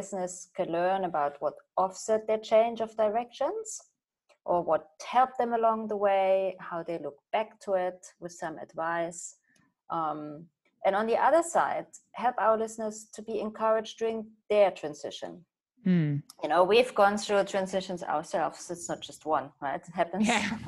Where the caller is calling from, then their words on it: Hong Kong; I'm calling in from Hong Kong, where I live.